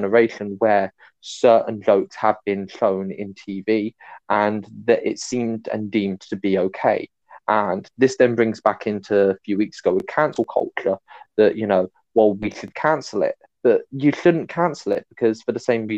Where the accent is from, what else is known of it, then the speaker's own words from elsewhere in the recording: United Kingdom; I'm British